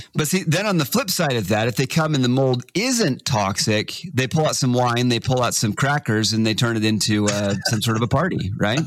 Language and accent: English; Texas, United States; moved away; I grew up in Texas, 90% humidity.